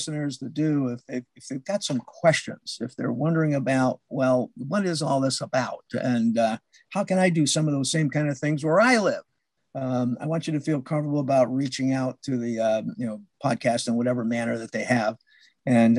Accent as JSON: {"language": "English", "region": "New Hampshire", "country": "United States", "tie": "born or raised there", "also_born_or_lived": "Meridian, Mississippi", "moved": "as an adult", "said": "I retired to the state of New Hampshire, you know, my home state."}